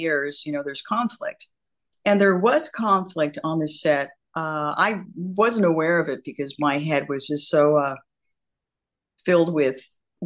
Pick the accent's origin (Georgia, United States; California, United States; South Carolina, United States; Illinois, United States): California, United States; Santa Monica; I'm a beach girl. I'm from Santa Monica, California